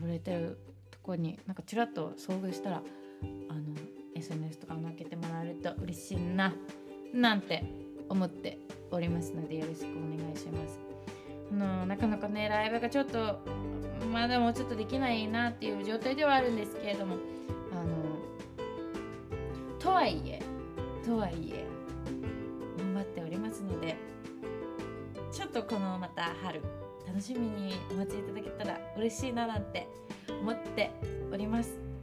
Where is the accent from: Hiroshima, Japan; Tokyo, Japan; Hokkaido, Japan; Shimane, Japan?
Shimane, Japan; born or raised there; moved away